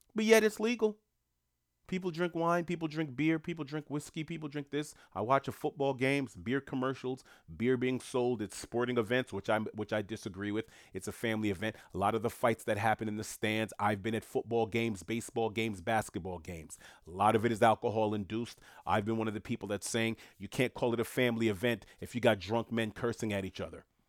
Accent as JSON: {"language": "English", "town": "New York City", "region": "New York", "country": "United States", "tie": "born or raised there", "moved": "yes", "said": "New York City's a mess right now, my hometown"}